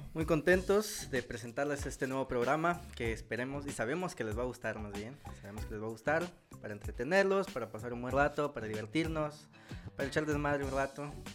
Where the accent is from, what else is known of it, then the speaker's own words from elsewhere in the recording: Poza Rica, Veracruz, Mexico; soy de la ciudad de Poza Rica, Veracruz